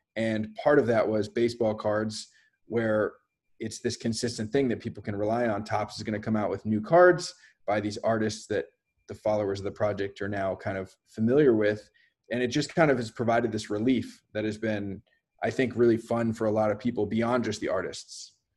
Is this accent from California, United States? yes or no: yes; Bay Area, just north of San Francisco, California, United States; I grew up in the Bay Area, just north of San Francisco.